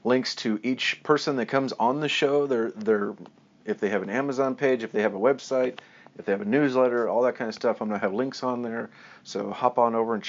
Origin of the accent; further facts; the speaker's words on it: Kansas City, United States; down here to my hometown